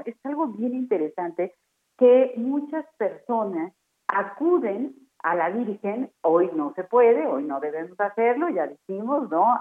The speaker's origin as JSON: {"language": "Spanish", "country": "Mexico", "said": "así somos los mexicanos"}